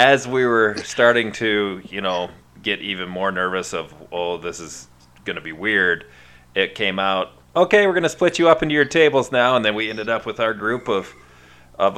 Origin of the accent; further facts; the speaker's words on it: Iowa, United States; I'm from Iowa